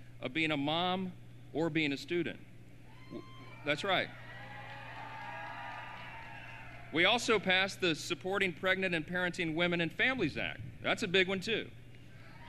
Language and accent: English; Louisiana, United States; That's my home state